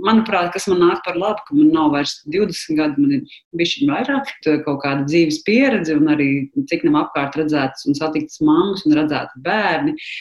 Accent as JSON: {"language": "Latvian", "region": "Riga", "country": "Latvia", "said": "es esmu no Rīgas"}